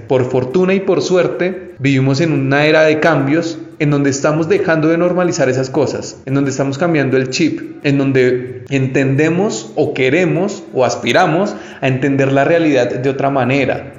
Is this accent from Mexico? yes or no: no; Colombia; yo soy colombiano